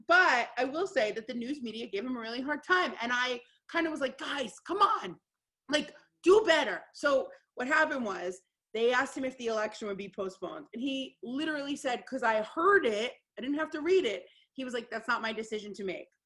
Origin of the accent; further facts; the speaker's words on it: United States; as an American